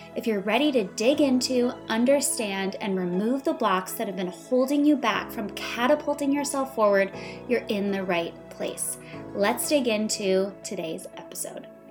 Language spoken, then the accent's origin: English; Wisconsin, United States; also born or lived in Los Angeles / Santa Monica; I grew up in Wisconsin